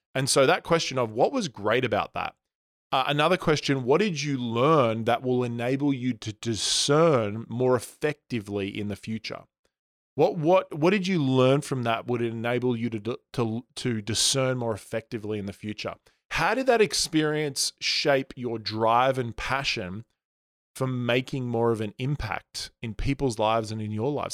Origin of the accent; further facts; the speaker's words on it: Australia; moved away; I grew up in Australia